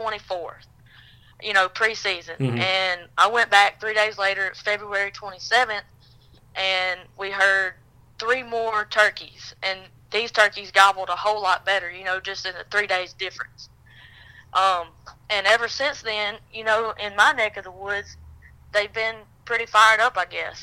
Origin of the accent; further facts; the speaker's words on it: Reform, Alabama, United States; I'm from North Pickens, a small town called Reform, Alabama. And I've hunted here all my life. I was born and raised here.